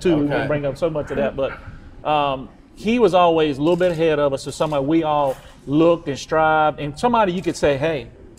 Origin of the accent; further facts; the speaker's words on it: Emporia, Virginia, United States; when we went to school here at Greensville County.